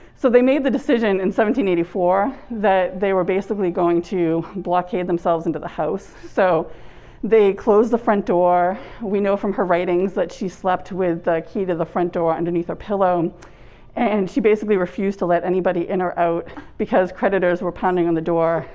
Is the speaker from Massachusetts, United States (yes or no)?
yes; South Shore, Massachusetts, United States; I'm from the South Shore